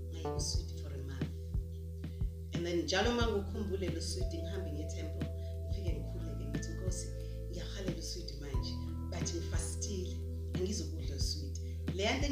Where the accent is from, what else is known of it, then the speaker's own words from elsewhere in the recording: Durban, KwaZulu-Natal, South Africa; my parents' house, that where I was born, Kwa Mashu